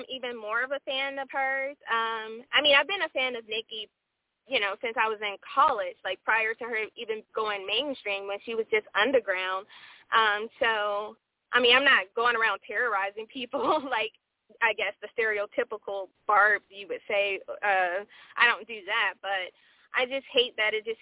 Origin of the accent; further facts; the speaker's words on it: Atlanta, Georgia, United States; I'm straight from Atlanta